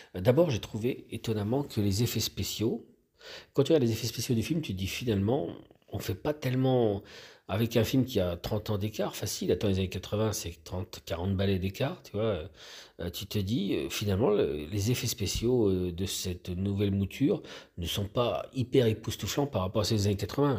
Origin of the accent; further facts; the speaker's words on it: France; on est français